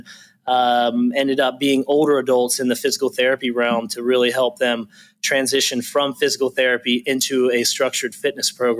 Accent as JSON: {"language": "English", "town": "Lewisville", "region": "North Carolina", "country": "United States", "tie": "born or raised there", "said": "I grew up in Winston-Salem area. So Lewisville is the small town outside of Winston-Salem in Forsyth County. I grew up there."}